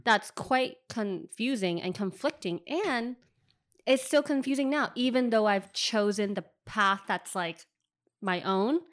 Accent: San Francisco, California, United States; moved away as an adult; also born or lived in China; now in New York, United States; I lived in, lived in and grew up in Richmond

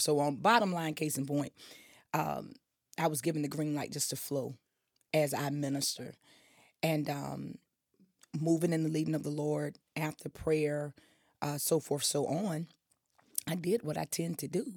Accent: Wilson, North Carolina, United States; I was born in Wilson proudly.

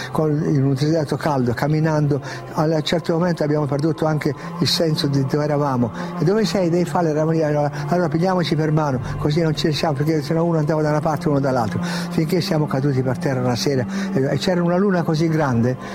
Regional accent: Piedmont, Italy; E poi eh, da piemontese fesso, testardo, io ho detto no, io devo andare.

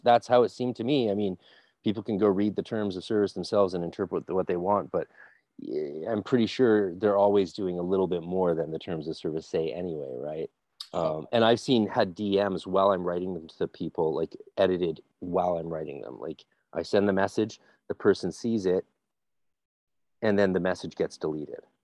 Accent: Canada; I'm just being a Canadian

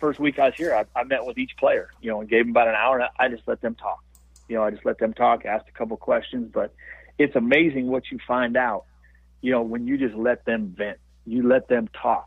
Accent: Montana, United States; also born or lived in Los Angeles; I'm from Montana and came and played here

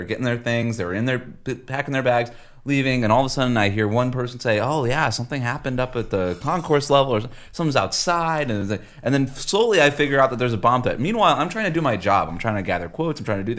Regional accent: Florida, United States; moved away; I'm from Florida.

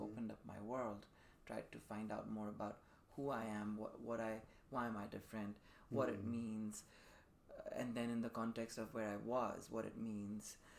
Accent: Dubai, United Arab Emirates; moved away as an adult; also born or lived in Sydney, Australia; now in San Francisco, United States; I'm Indian by background, born to Indian parents in Dubai. So I grew up in Dubai pretty much all the way up till I was 18 before I would leave for college

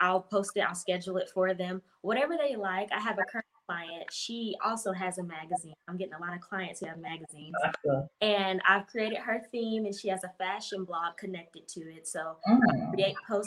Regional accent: Winston-Salem, North Carolina, United States; I'm from North Carolina, Winston-Salem, North Carolina.

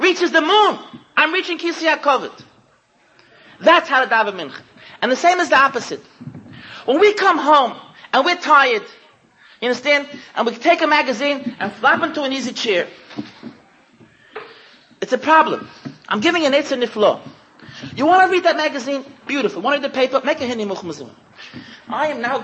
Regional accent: United States; I'm too American

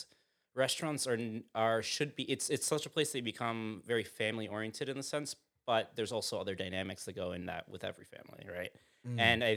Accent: Sag Harbor, New York, United States; I grew up in Sag Harbor

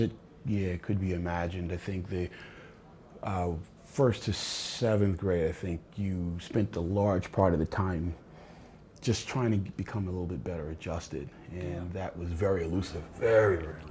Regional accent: New York City, New York, United States; moved away; I was born in Brooklyn

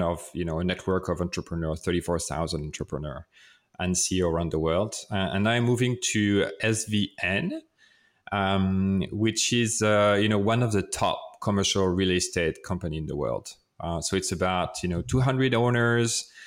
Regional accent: France; accent: French; English is a second language; that's my French accent

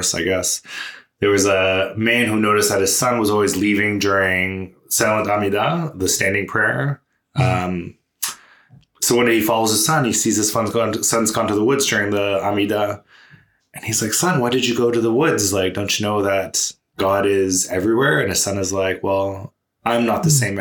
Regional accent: Canada; we're Canadian

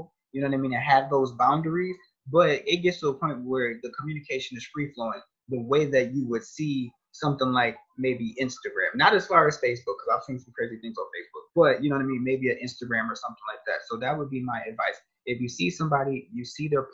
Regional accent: Rochester, New York, United States; now in Ohio, United States; I'm from Rochester, New York.

